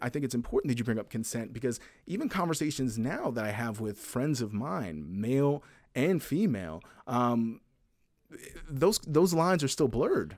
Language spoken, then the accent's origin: English; the South, United States; I grew up in the South